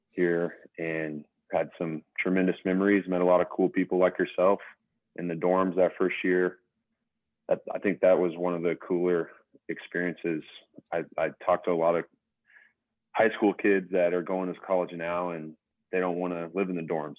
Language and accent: English; Utica, Kansas, United States; also born or lived in Scott City; now in Wichita, United States; We had probably anywhere from six to eight kids in our grade growing up in Utica